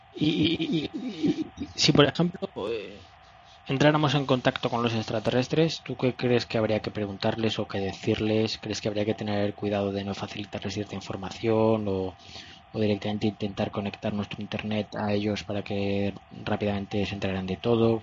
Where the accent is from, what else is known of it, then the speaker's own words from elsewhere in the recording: Spain; los españoles fuimos a evangelizar